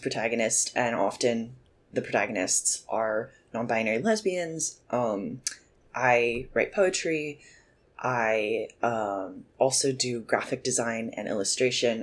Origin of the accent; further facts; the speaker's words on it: Nashville, Tennessee, United States; I am from Nashville, Tennessee originally, so I just grew up in a very musical place